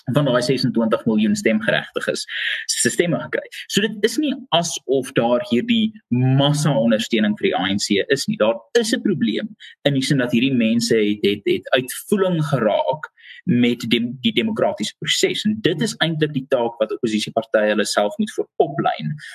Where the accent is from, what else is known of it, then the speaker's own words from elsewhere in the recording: South Africa; vir my as Suid-Afrikaner